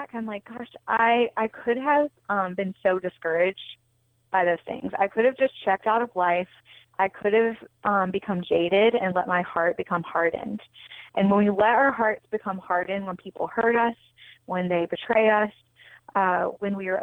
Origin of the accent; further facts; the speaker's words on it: North Carolina, United States; moved away as an adult; also born or lived in New York City / Los Angeles; I'm originally from North Carolina